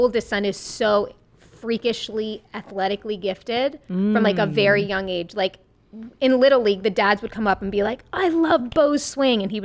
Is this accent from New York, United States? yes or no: yes; Long Island, New York, United States; born or raised there; accent: Long Island